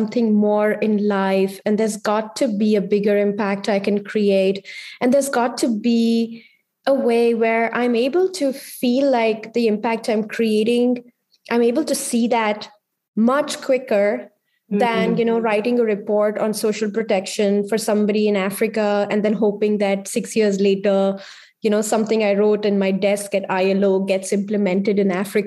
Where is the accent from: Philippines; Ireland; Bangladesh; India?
India; moved away as an adult; also born or lived in Delhi, India / Geneva, Switzerland; as an Indian woman